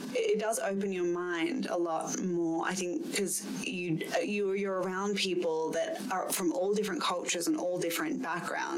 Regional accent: Perth, Western Australia, Australia; moved away as an adult; also born or lived in Malaysia / Sydney; even though I was born in Perth, I did grow up in Malaysia

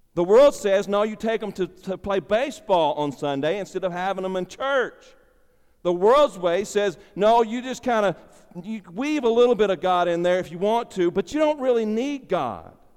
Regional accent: United States; my citizenship as an American

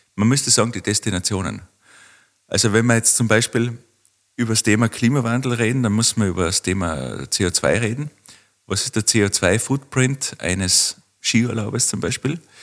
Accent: Waidring, Tyrol, Austria; da wo ich aufgewachsen bin, das ist Weidring im Bezirk Kitzbühel

